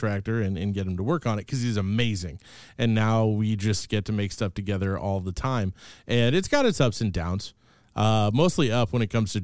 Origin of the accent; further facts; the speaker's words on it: Kansas City, United States; I'm from Kansas City. I'm a total city kid